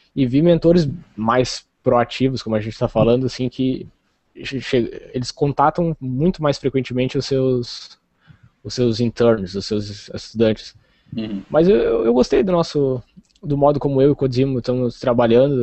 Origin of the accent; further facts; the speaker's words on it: Rio Grande, Rio Grande do Sul, Brazil; Eu sou do Rio Grande do Sul, do sul do Rio Grande do Sul. Rio Grande, é a cidade que dá nome ao estado, assim, extremo sul do Rio Grande do Sul, quase fronteira com o Uruguai.